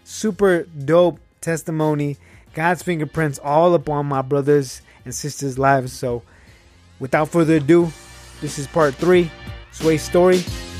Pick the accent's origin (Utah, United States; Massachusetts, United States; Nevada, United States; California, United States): Nevada, United States; Reno; I'm from Reno, Nevada, the biggest little city in the world.